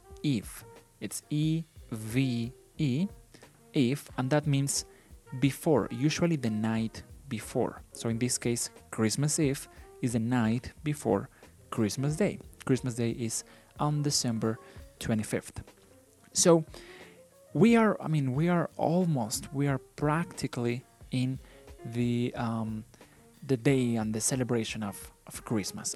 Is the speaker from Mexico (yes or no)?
yes; Mexico; first language Spanish; English is a second language; I am from Mexico. I was born in Mexico and I live in Mexico, and my native language is Spanish.